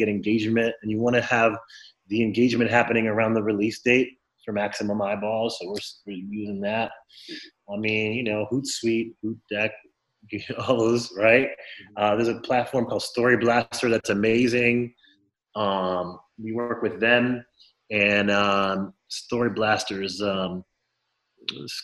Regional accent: Miami, Florida, United States; I grew up in Florida, in Miami, Florida

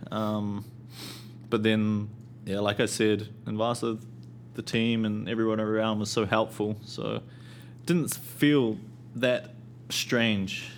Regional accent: Auckland, New Zealand; where I live, I'm from Auckland, and big city

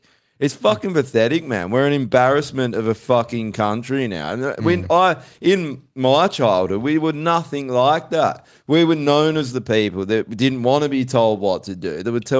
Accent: Australia; That's one thing about being Australian now.

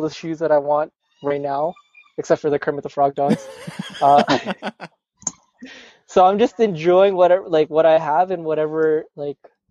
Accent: Canada; I'm from Canada

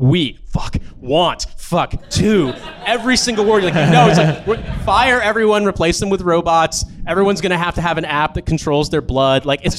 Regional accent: United States; as an American

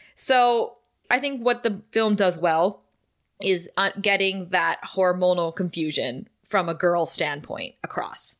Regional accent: Thunder Bay, Ontario, Canada; Kara and I come from Thunder Bay

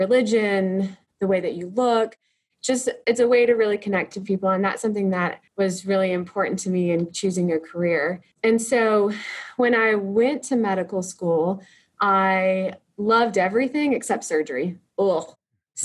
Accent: small town an hour west of Comanche, Texas, United States; now in Comanche, United States; my hometown is another small town, almost exactly the same size, an hour west of us

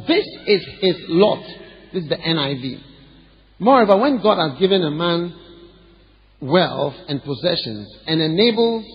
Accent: Ghana; I'm Ghanaian. I'm from Ghana. Even if you think I'm not Ghanaian, I'm Ghanaian. Because this is where I've been all my life

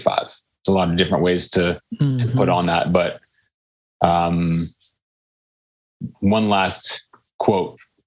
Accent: Menlo Park, California, United States; a lawyer father growing up in the lovely rolling hills of Menlo Park, California

